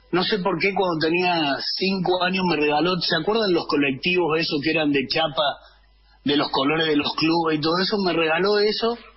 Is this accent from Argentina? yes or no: yes; Alta Gracia, Córdoba, Argentina; accent: mediterráneo; moved away as an adult; now in Asunción, Paraguay; soy de Córdoba, de Altagracia